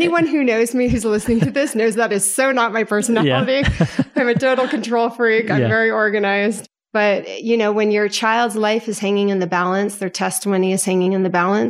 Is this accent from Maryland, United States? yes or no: yes; Potomac, Maryland, United States; now in California, United States; No, I am from Potomac, Maryland, born and raised.